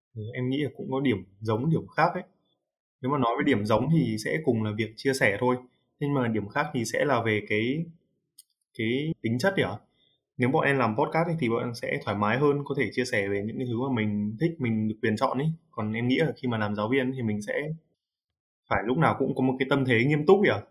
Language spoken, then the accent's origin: Vietnamese; Hanoi, Vietnam; Em là người Hà Nội